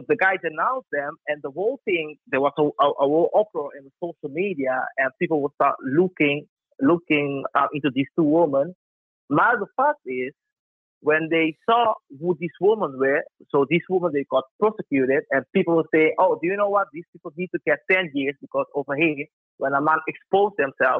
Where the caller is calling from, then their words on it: Netherlands; I'm calling from the Netherlands, by the way.